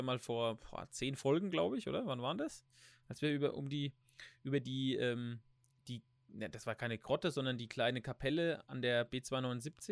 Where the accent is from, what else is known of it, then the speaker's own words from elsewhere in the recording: Germany; wir sind ja eh als, als Deutsche